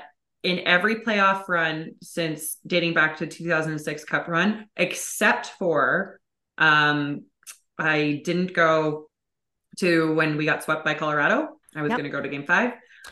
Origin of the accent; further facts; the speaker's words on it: Edmonton, Alberta, Canada; moved away as an adult; now in Calgary, Canada; I lived in Edmonton for 23 years.